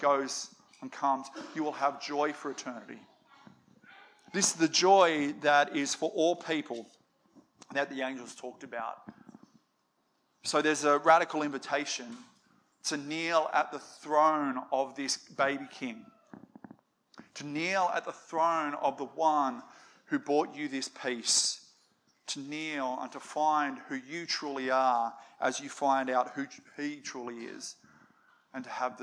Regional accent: Australia; we're an Aussie family

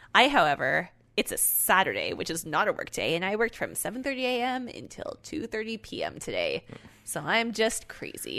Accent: Canada; we're Canadian

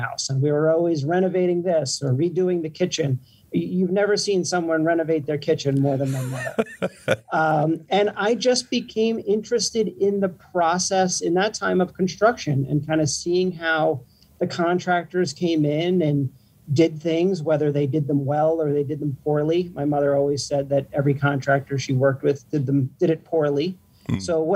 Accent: New Jersey, United States; living in the suburbs where I grew up in New Jersey

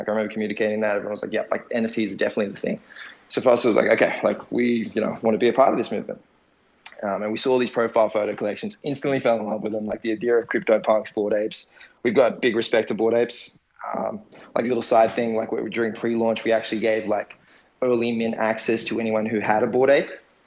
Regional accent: Australia; I'm Australian. Our background, heritage is Assyrian

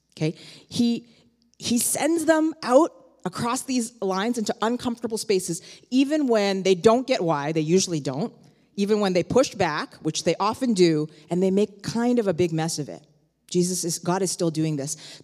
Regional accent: Toronto, Ontario, Canada; now in New York, United States; I myself, I grew up in Toronto

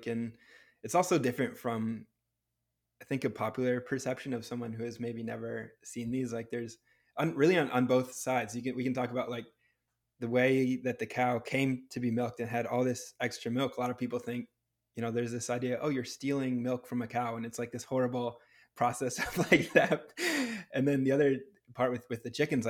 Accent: New England, United States; now in Southern California, United States; Growing up in New England

